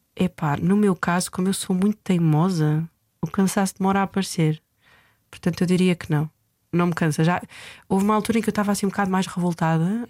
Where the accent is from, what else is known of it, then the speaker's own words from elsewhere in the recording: Coimbra, Centro, Portugal; eu nasci e cresci em São Martinho do Bispo